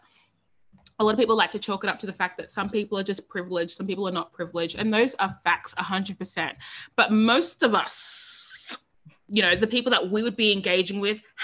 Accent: Sydney, New South Wales, Australia; I grew up in East Sydney. Sydney's East.

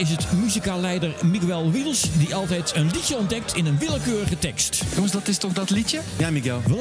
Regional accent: Zeeland, Netherlands; En ik ben een Zeeuw

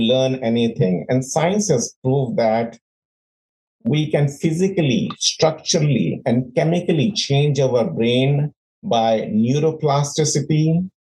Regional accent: India; born or raised there; moved away as an adult; also born or lived in London; now in United States

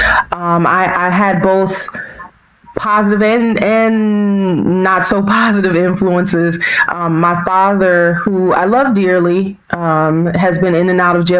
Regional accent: Washington, District of Columbia, United States; also born or lived in North Carolina; I was born and raised in Washington, D.C. proper. So I was raised in the city in the Northwest Quadrant, Ward 4.

